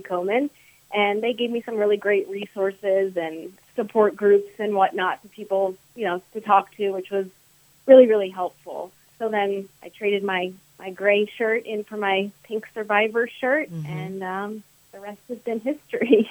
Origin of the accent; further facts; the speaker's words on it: Wellington, Florida, United States; now in Jupiter, United States; I grew up in Wellington.